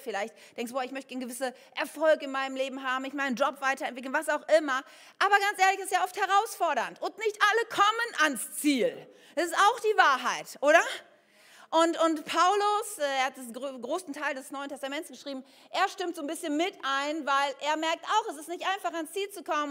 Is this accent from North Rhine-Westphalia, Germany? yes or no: yes; Ennepetal, North Rhine-Westphalia, Germany; ich bin ja im Bergischen Land aufgewachsen, in Ennepetal